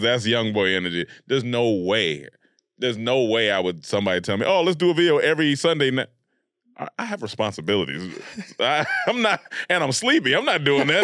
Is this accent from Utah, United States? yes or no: no; Raleigh-Durham area, North Carolina, United States; I was raised in North Carolina, Raleigh, Durham area of North Carolina